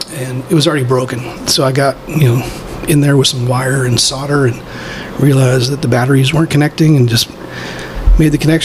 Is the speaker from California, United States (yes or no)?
yes; San Francisco, California, United States; I grew up in San Francisco